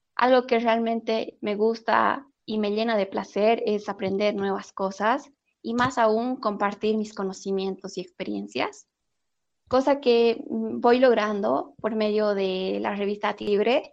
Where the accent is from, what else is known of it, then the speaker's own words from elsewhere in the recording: Oruro, Bolivia; como buena orureña me encanta el charque